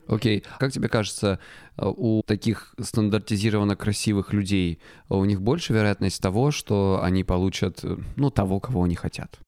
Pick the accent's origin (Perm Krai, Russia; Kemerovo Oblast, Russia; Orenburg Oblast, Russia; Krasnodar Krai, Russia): Krasnodar Krai, Russia; я с Кубани